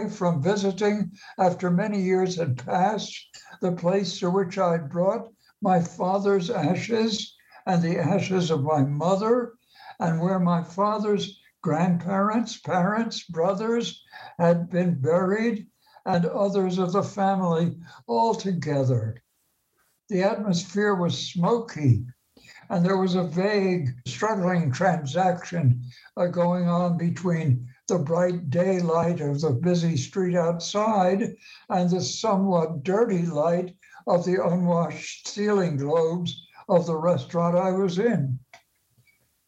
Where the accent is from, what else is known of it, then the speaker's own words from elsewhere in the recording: Maplewood, New Jersey, United States; moved away; I grew up in Maplewood nearby